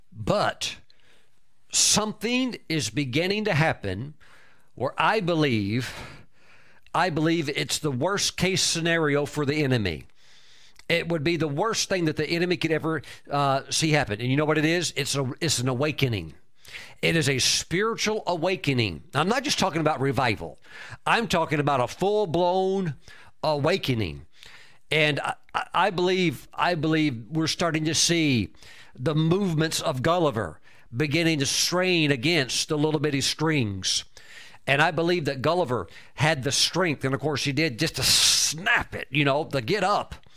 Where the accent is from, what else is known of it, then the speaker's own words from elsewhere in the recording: United States; I'm a world traveler, but I'm, I'm an American, and I'm very honored to be an American